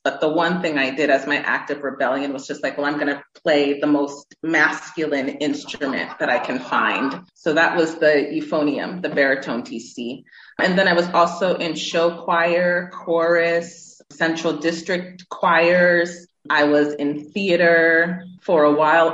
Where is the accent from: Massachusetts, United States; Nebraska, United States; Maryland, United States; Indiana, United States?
Massachusetts, United States; moved away as an adult; also born or lived in Houston, Texas / Worcester, Massachusetts / California; now in Nigeria; I grew up in Massachusetts. That's where I spent, I would say, my formative years